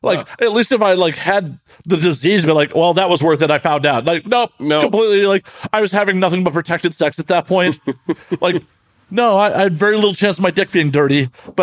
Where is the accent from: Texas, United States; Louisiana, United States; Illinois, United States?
Illinois, United States; Chicago; I grew up in Chicago